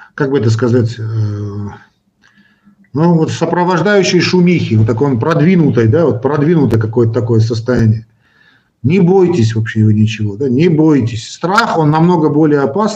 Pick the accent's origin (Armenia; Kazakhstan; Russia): Armenia; Я хоть и армянин, но считаю себя человеком э, российской, русской культуры